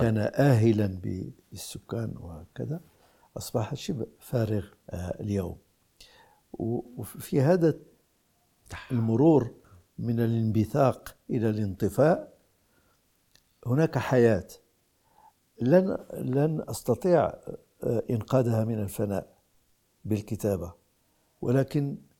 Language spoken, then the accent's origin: Arabic; Morocco; في لغتنا العربية وفي بلدنا المغرب